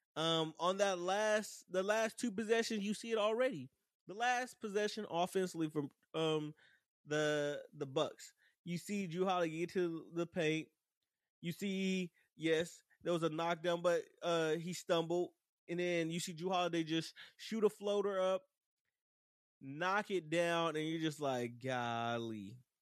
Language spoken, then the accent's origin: English; Dallas, Texas, United States; Dallas is my hometown, but I felt very embarrassed to be from Dallas